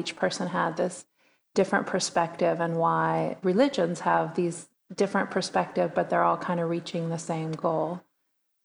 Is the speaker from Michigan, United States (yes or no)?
no; East Bay, San Francisco area, California, United States; I grew up in the East Bay of California, San Francisco area